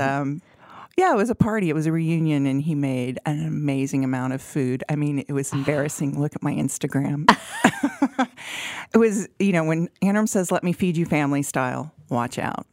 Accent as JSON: {"language": "English", "town": "Aurora", "region": "Colorado", "country": "United States", "tie": "born or raised there", "said": "grew up in Aurora"}